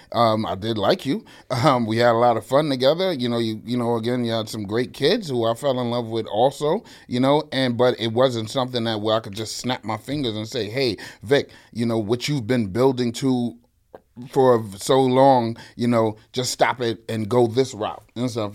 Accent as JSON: {"language": "English", "town": "New York City", "region": "New York", "country": "United States", "tie": "born or raised there", "said": "born and raised in the Bronx"}